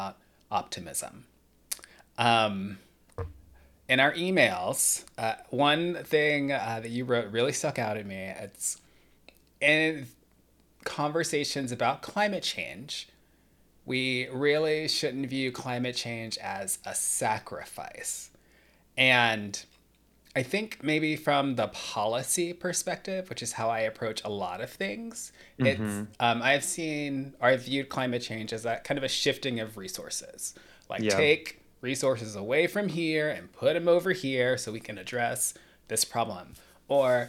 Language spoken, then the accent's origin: English; Atlanta, Georgia, United States; When I was growing up in the Atlanta area